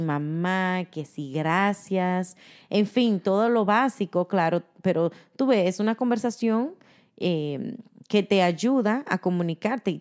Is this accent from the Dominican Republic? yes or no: yes; Dominican Republic; moved away; somos dominicanas